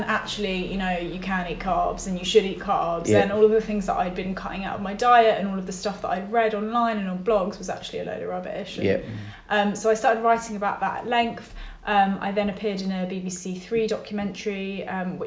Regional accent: London, United Kingdom; I was brought up in North London in a Jewish family

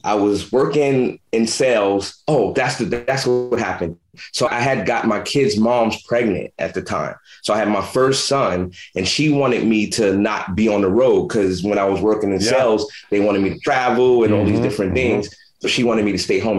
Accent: New York City, New York, United States; moved away as an adult; now in West Coast, United States; I grew up in Brownsville, Brooklyn, where Mike Tyson's from

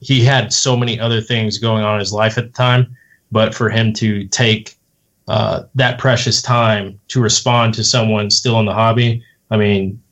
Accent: Waco, Texas, United States; I'm a native son of Waco too, so I was born in Waco, Texas

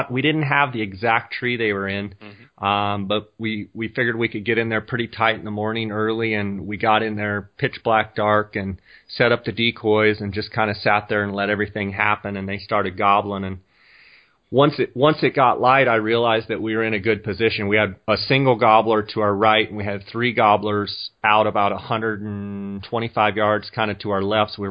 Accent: Scottsdale, Arizona, United States; I am actually in my hometown right now in Scottsdale, Arizona. Uh, Scottsdale is a suburb of Phoenix, about, uh, well, they're connected now, but it's on the north side of Phoenix.

